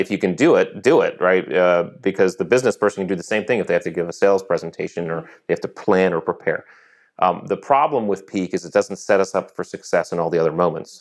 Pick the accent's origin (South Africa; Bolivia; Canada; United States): United States; Connecticut; moved away as an adult; I grew up in Connecticut